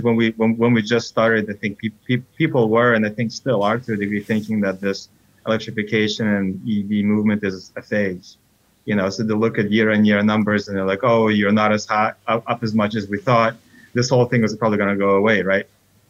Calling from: New York City, New York, United States; I'm calling in from New York City.

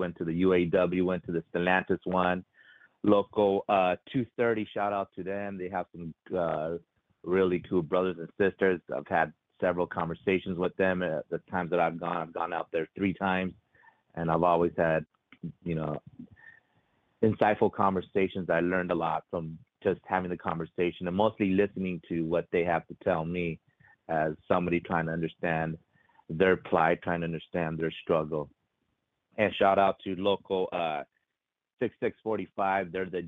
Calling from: California, United States; Out here in Southern California, we seem to be a little hotb

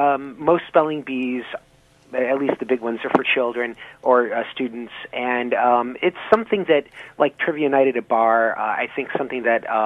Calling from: Boston, Massachusetts, United States; I'm calling in from Boston, which is where the offices of the American Heritage Dictionary are.

